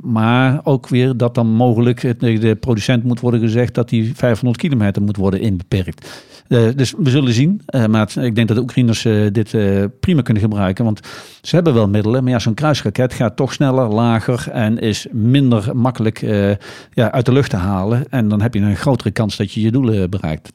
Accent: Nijmegen, Gelderland, Netherlands; het is toch mijn thuisstad

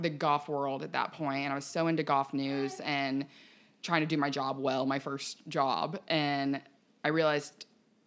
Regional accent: Ponte Vedra, Florida, United States; I grew up in Ponte Vedra

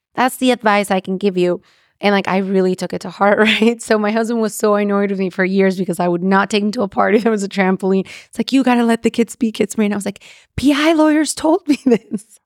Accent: Mexico; I'm from Mexico

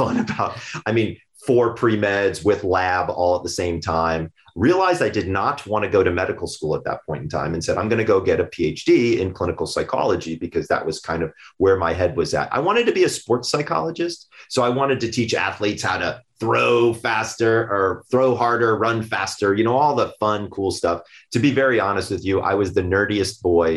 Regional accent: Sandy Springs, Georgia, United States; I'm from Sandy Springs, Georgia

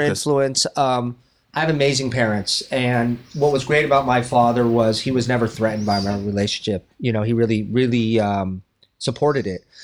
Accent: Westlake Village, California, United States; also born or lived in Los Angeles; I grew up in Westlake Village

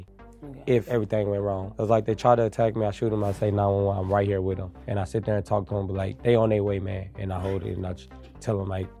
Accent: Kansas City, Missouri, United States; I'm from Kansas City.

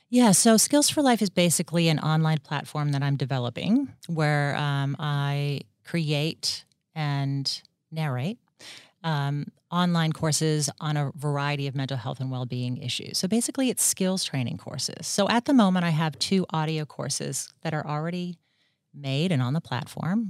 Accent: Washington, District of Columbia, United States; moved away as an adult; also born or lived in Atlanta, Georgia; now in Australia; I grew up in the D C area of the United States

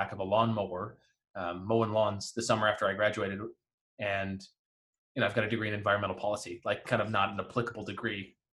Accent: Detroit, Michigan, United States; So I grew up in the Detroit area.

